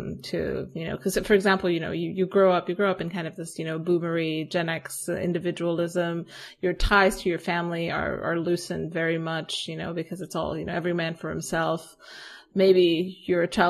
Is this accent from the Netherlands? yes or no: no; Romania; moved away; I've moved back to my hometown and in Romania